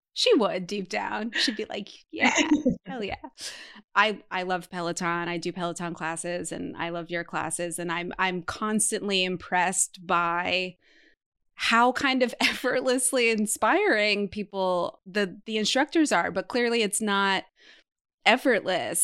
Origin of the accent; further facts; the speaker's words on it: Martha's Vineyard, Massachusetts, United States; Emma and I come from the same hometown, the island of Martha's Vineyard.